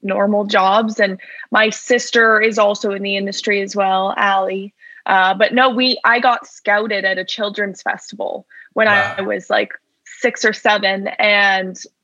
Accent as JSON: {"language": "English", "town": "Vancouver", "region": "British Columbia", "country": "Canada", "tie": "born or raised there", "said": "I grew up here in Vancouver, like a few blocks away from where I live now"}